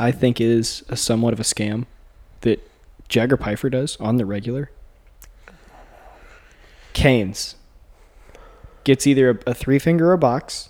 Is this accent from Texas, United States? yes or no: yes; Texas, United States; moved away as an adult; now in Stillwater, United States; I'm originally from Texas